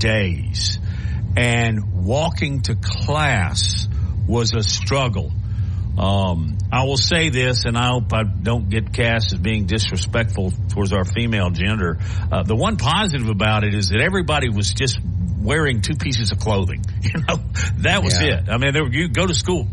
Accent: Huntsville, Alabama, United States; I was growing up in Huntsville

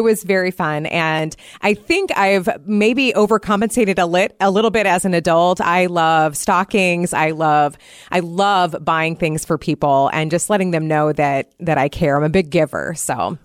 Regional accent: Iowa, United States; now in Wisconsin, United States; So, I grew up in Iowa, so I will be traveling back to see my parents

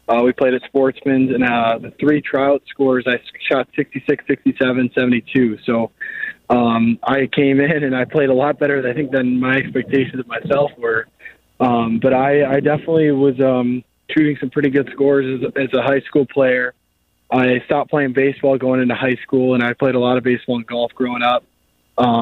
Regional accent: Northbrook, Illinois, United States; Grew up in Northbrook, so really close

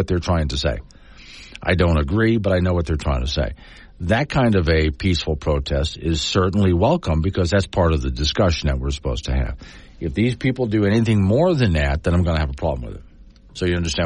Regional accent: United States; I'm an American in America

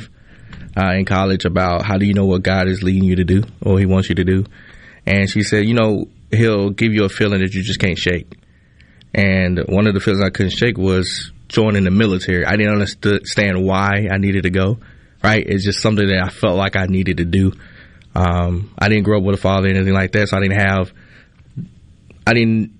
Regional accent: Kilmichael, Mississippi, United States; moved away as an adult; now in Philadelphia, United States; I grew up in Kilmichael, which is even smaller than Philadelphia

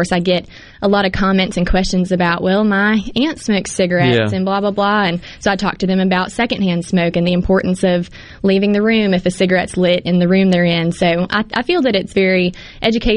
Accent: Hattiesburg, Mississippi, United States; Hattiesburg, an Oak Grove High School graduate in 2014, and loved growing up

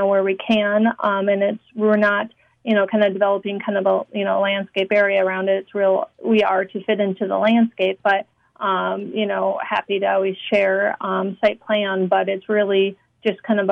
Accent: Minneapolis, Minnesota, United States; also born or lived in Syracuse; I am from Minneapolis

